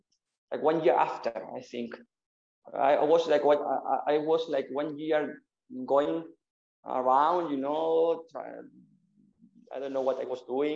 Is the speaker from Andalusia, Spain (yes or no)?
yes; Malaga, Andalusia, Spain; English is a second language; I'm from Malaga. I'm from Malaga, from Spain.